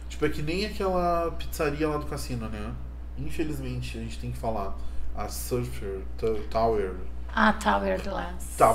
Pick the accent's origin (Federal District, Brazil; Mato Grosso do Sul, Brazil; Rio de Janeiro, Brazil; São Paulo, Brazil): São Paulo, Brazil; born there; E eu olhei pra cima e disse assim, claro que sou, nasci em São Paulo.